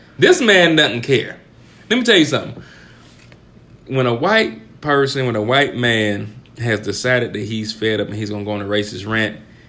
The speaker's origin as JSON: {"language": "English", "region": "the South", "country": "United States", "said": "I'm from the South."}